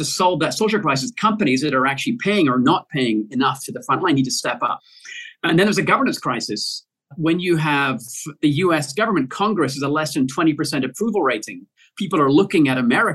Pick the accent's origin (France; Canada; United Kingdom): United Kingdom; Glasgow, Scotland; my hometown in Glasgow in Scotland